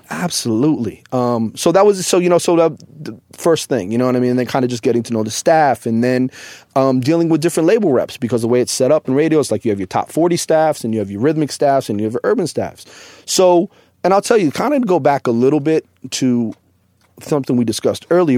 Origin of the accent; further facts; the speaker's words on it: Boston, Massachusetts, United States; I'm from Boston, born and raised.